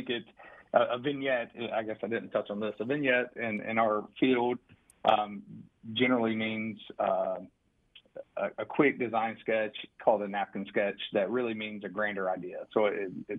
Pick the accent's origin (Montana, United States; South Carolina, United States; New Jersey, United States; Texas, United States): South Carolina, United States; Rock Hill; I am from Rock Hill, South Carolina, born and raised, still here